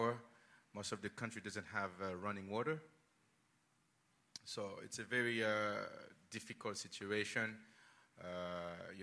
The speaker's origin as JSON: {"language": "English", "country": "Haiti", "tie": "born or raised there", "moved": "as an adult", "lives_now": "United States", "said": "So I was born in Haiti."}